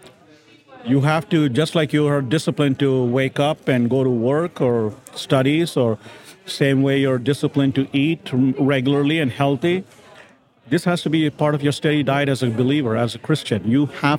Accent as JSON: {"language": "English", "town": "Grand Rapids", "region": "Michigan", "country": "United States", "tie": "born or raised there", "also_born_or_lived": "India / Uruguay", "said": "I was born in India, raised here in Grand Rapids, Michigan"}